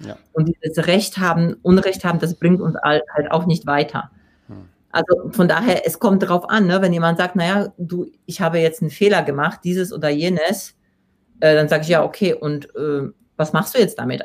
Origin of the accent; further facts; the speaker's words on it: Poland; accent: Polish; German is a second language; moved away; ich komme aus Polen